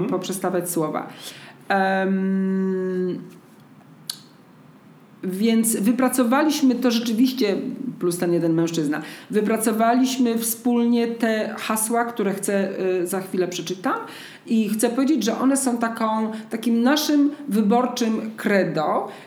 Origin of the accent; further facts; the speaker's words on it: Zajęczniki, Podlaskie Voivodeship, Poland; bo ja jestem z Zajęcznik, pod Siemiatyczami